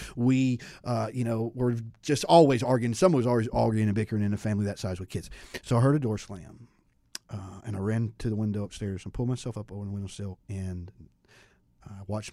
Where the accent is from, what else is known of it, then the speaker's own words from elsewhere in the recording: Santa Maria, California, United States; I was born in Santa Maria, California. My dad was in the Navy